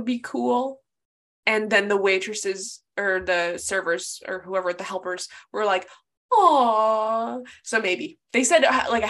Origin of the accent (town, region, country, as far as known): Nebraska, United States; moved away